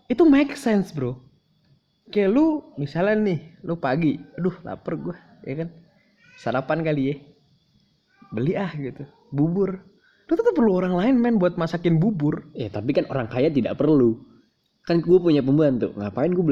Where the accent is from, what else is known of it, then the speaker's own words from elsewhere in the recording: Jakarta, Indonesia; born there; Kayak gue lahir di Jakarta terus bokap nyokap nikah di Jakarta, hmm. gue juga dibaptis di Jakarta.